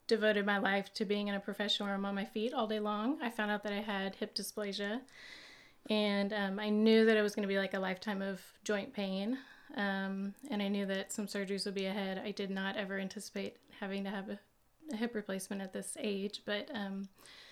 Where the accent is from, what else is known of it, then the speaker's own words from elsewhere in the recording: Austin, Texas, United States; now in La Grange, United States; I grew up in Austin, went to high school there